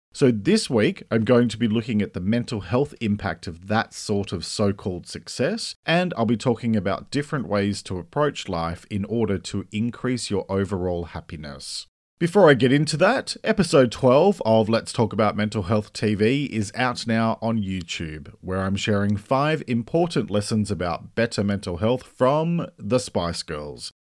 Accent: Australia; I'm an Australian writer and speaker

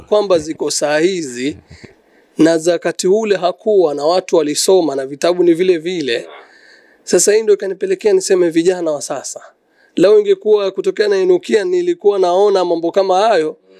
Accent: Mombasa, Mombasa County, Kenya; natoka Kenya, mji ambao kwamba unatambulika kama Mombasa

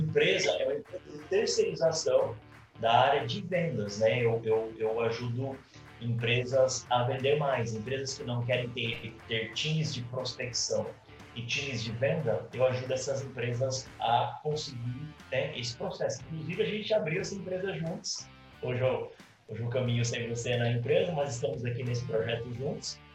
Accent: Cuiabá, Mato Grosso, Brazil; moved away as an adult; now in Curitiba, Brazil; Eu nasci em Cuiabá

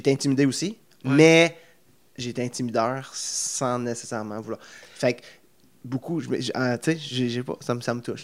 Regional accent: near Plantagenet, Ontario, Canada; j'ai grandi dans Fontaines-Rien. j'étais à l'école mm-hmm. secondaire de Plantagenet

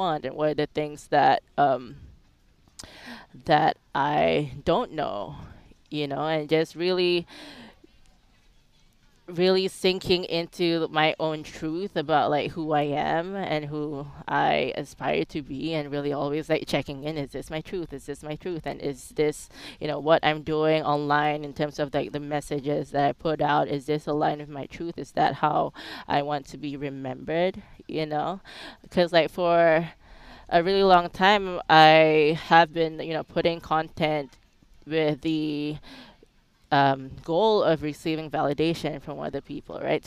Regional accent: Singapore; moved away as an adult; also born or lived in Phuket, Thailand; now in United States; I was born in Singapore, raised in Singapore

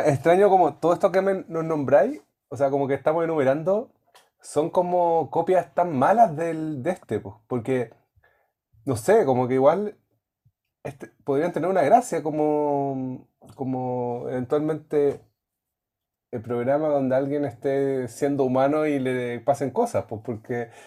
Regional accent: Temuco, Araucanía, Chile; yo soy de Temuco

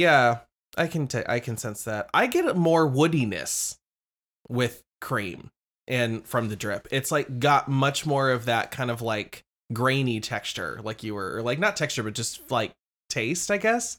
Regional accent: Lincoln, Nebraska, United States; I'm from Lincoln, Nebraska

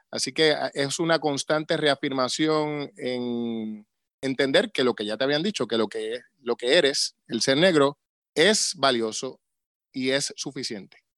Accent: Río Grande, Puerto Rico; also born or lived in San Juan; me crié en Río Grande toda la vida allí en la urbanización Villas de Río Grande

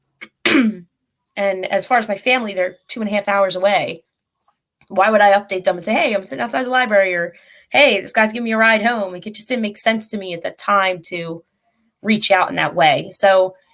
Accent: Philadelphia, Pennsylvania, United States; moved away; I am from Philly.

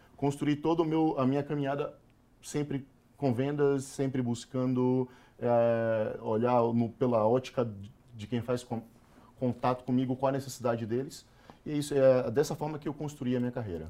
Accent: Salvador, Bahia, Brazil; moved away; eu sou nordestino, eu nasci na favela.

